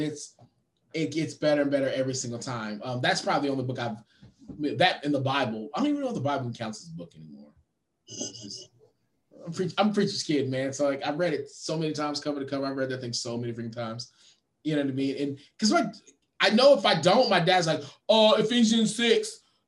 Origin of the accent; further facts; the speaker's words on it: Austin, Texas, United States; my hometown